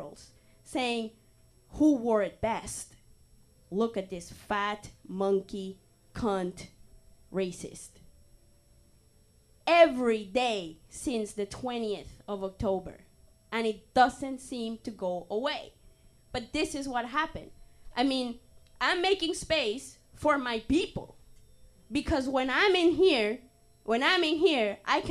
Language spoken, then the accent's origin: English; Canada; I'm just sick and tired of being Canadian